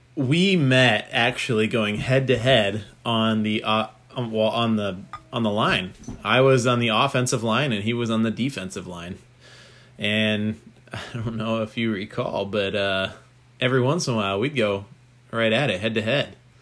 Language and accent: English; Poway, California, United States; I grew up in Poway, California